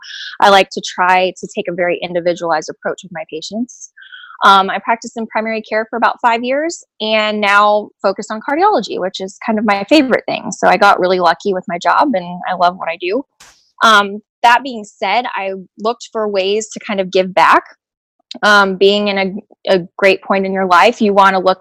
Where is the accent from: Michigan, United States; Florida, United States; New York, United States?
Florida, United States; Tampa; I'm from Tampa, Florida.